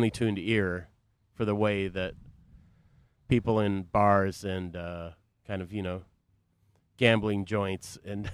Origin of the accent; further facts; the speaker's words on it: Boston, Massachusetts, United States; now in Chicago, United States; I grew up in the Boston area